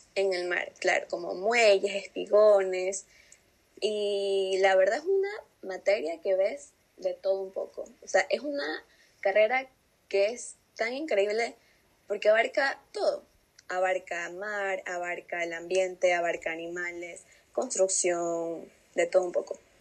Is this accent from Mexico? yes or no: no; Pasaje, El Oro, Ecuador; yo soy de Pasaje del Oro